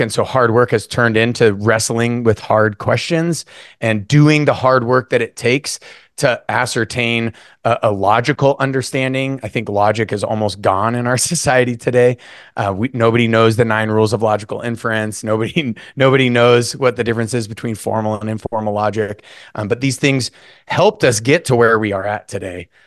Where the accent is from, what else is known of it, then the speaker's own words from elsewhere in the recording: North Idaho, United States; I was born and raised in North Idaho